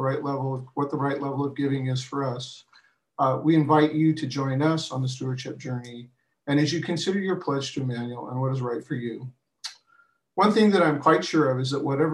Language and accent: English; rural coastal Washington, United States; also born or lived in Mercer Island; I attended a very small community church in rural coastal Washington where I grew up